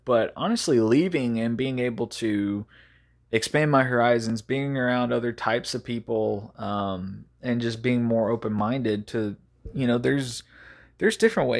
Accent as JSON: {"language": "English", "region": "Texas", "country": "United States", "tie": "born or raised there", "said": "But the town that I grew up in East Texas, it was pretty much normal to be racist."}